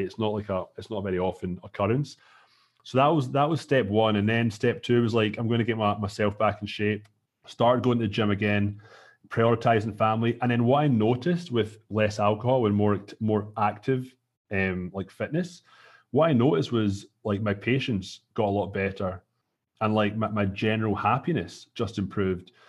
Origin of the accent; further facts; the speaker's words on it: Scotland, United Kingdom; moved away as an adult; now in Toronto, Canada; I'm from Scotland